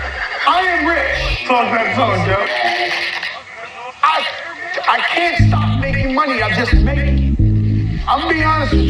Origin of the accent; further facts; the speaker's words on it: Florida, United States; also born or lived in New Orleans / Orlando / Miami / North Carolina; I'm a Florida boy. I was raised in Florida